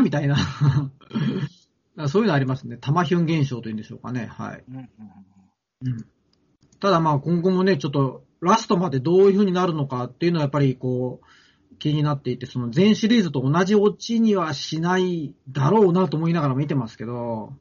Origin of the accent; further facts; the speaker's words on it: Tokyo, Japan; 僕はあの、まあ、東京生まれ東京育ち